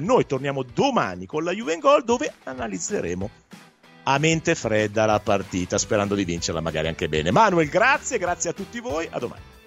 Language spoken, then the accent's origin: Italian; Milan, Lombardy, Italy; da milanese